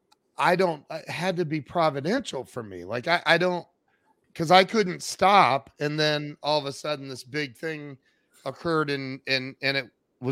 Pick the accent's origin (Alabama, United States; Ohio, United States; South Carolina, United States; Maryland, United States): Ohio, United States; I'm from Ohio where AA originated in Akron